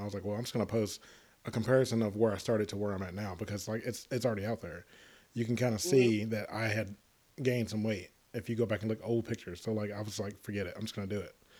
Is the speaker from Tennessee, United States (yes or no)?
yes; Tennessee, United States; moved away; I grew up in Tennessee